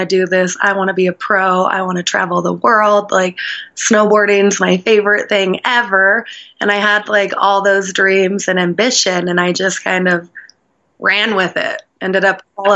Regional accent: South Lake Tahoe, California, United States; We grew up in South Lake Tahoe

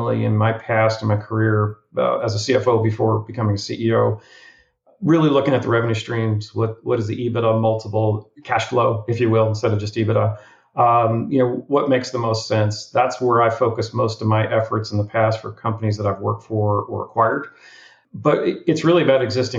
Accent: New Jersey, United States; now in Florida, United States; my growing up in New Jersey

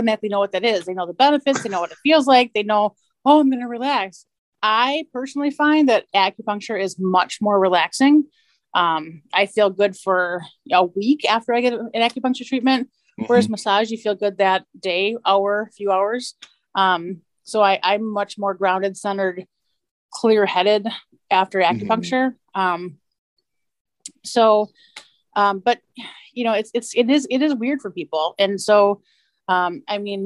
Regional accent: Milwaukee, Wisconsin, United States; now in Appleton, United States; I'm also from Milwaukee

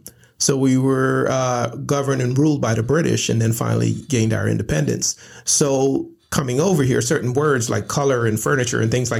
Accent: Brooklyn, New York, United States; And our culture, the environment that we grew up in Brooklyn, New York, basically it was based on what you wore, you know, what you have.

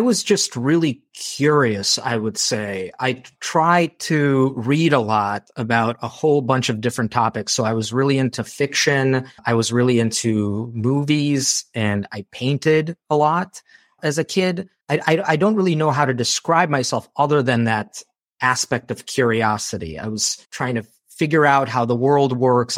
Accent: Chicago, Illinois, United States; also born or lived in Moldova; I grew up in Chicago after moving from Moldova

